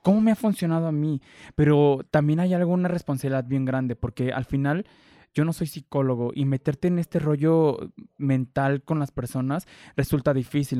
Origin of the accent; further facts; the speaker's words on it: Mexico; como mexicanos, de que individualmente no queremos compartir